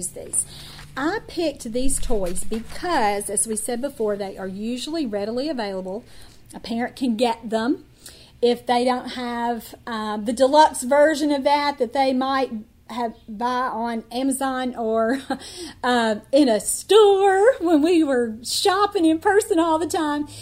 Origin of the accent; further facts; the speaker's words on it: Kentucky, United States; I moved to a different, very underserved, very rural part of my home state of Kentucky